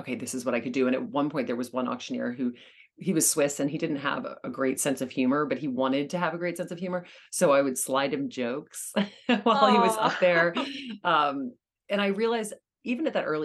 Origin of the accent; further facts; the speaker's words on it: Louisiana, United States; now in New York City, United States; And I grew up in Louisiana